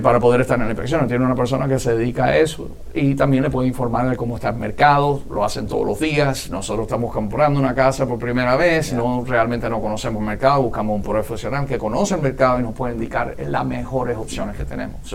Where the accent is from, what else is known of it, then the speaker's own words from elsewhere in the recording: Miami, Florida, United States; Yo soy nativo y residente de Miami toda la vida